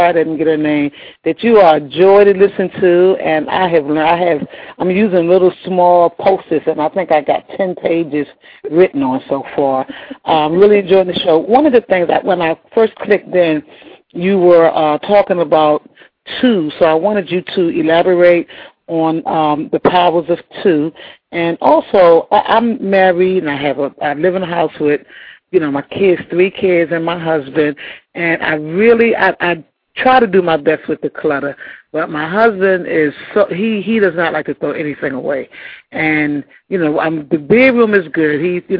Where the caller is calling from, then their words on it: Macon, Georgia, United States; I'm actually calling from Macon, Georgia